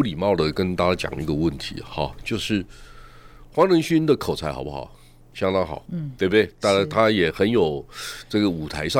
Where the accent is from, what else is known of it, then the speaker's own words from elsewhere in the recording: Taiwan; 我们台湾是不错，仅次于矽谷，